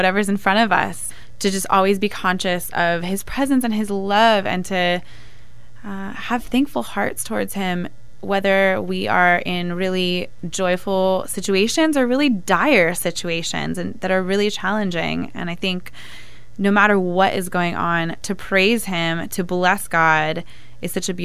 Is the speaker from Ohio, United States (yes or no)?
no; Benicia, California, United States; also born or lived in San Diego; I grew up in the San Francisco Bay Area in a little town called Benicia, at least until I was a teenager, and then my family moved to San Diego